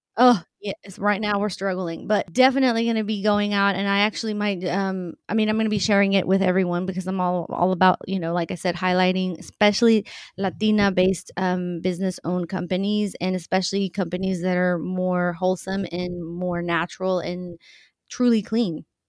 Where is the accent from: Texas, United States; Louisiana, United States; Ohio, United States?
Texas, United States; central; born or raised there; also born or lived in Mexico